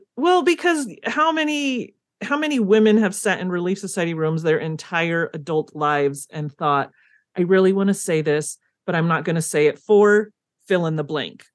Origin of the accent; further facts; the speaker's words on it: California, United States; moved away as an adult; now in Provo, United States; I come from California, but I haven't lived there since I was eighteen